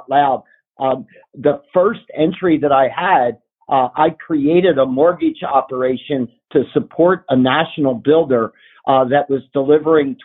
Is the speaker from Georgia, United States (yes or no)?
no; Philadelphia, Pennsylvania, United States; moved away as an adult; also born or lived in California; On the East Coast, which is where I grew up in the Philly area.